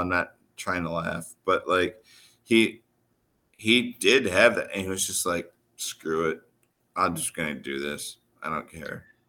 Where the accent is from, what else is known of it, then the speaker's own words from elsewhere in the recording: Midwest, United States; I'm from the Midwest